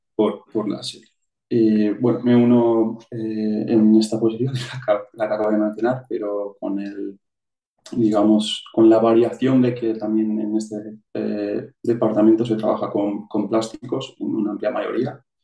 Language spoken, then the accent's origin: Spanish; Vitoria, Basque Country, Spain; moved away as an adult; now in Switzerland; soy de, de Vitoria oficialmente en el siempre he vivido en un, pueblo pequeño